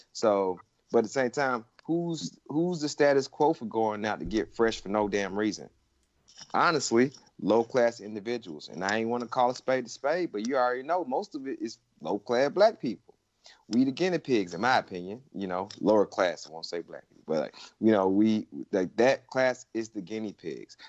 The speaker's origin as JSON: {"language": "English", "region": "Georgia", "country": "United States", "tie": "born or raised there", "moved": "yes", "said": "my home state, where I was born and raised"}